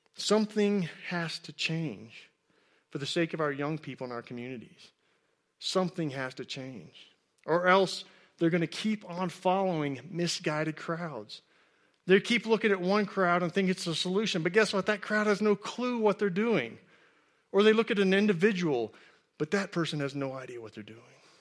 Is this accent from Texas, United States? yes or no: yes; Texas, United States; I grew up in Texas, and I played high school football